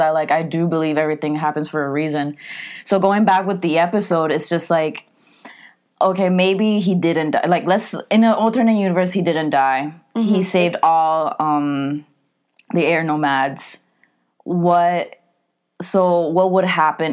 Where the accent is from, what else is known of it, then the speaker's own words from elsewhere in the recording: United States; also born or lived in Nicaragua (parents); I'm Latina, but I'm American. But like when I go back to my parents' country, I'm not, you know, Nicaraguense enough.